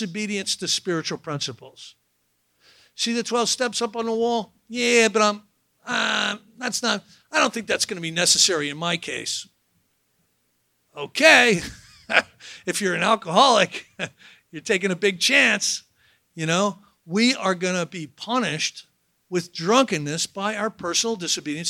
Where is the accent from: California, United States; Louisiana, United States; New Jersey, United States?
New Jersey, United States; I'm from New Jersey